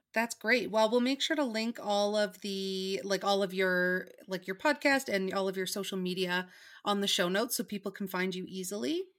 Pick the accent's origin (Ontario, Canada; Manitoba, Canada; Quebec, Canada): Manitoba, Canada; Winnipeg; moved away; I'm from Winnipeg